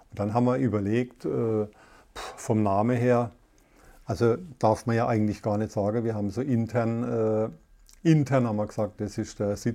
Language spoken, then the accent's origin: German; Karlsruhe, Baden-Württemberg, Germany; Karlsruhe Umgebung. Und gerade die Umgebung ist ja extrem toll. Wir haben Elsass, Frankreich